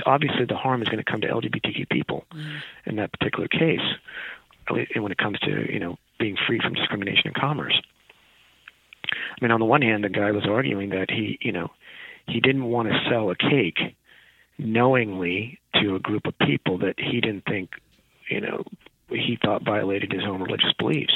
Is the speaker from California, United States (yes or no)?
yes; a small rural town in California, United States; I'm Indian American. From my parents from India, in a small rural town in California.